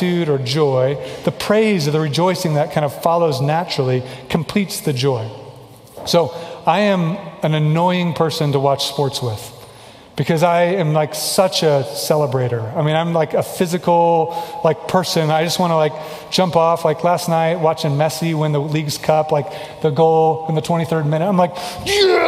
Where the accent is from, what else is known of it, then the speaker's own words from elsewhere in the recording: Kansas City, Missouri, United States; moved away; I'm from Kansas City